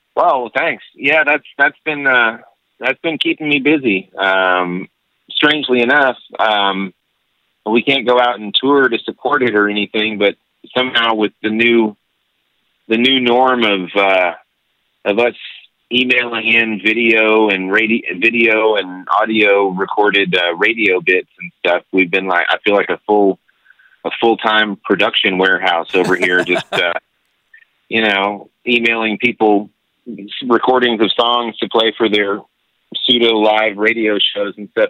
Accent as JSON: {"language": "English", "town": "El Paso", "region": "Texas", "country": "United States", "tie": "born or raised there", "said": "I grew up in El Paso, Texas"}